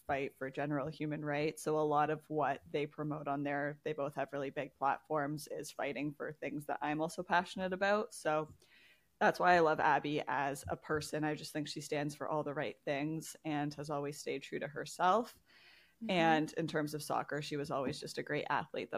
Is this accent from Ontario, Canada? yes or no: yes; Toronto, Ontario, Canada; I'm from the Toronto area.